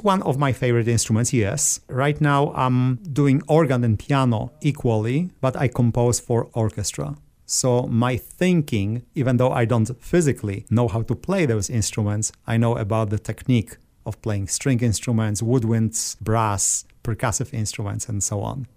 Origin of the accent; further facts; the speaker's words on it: Żary, Lubusz Voivodeship, Poland; moved away as an adult; also born or lived in Orlando area, Florida; now in Orlando, United States; I grew up in southwestern part of Poland. When you look at the map, it's halfway between Prague and Berlin, uh, where I was born. The name of the city is Jari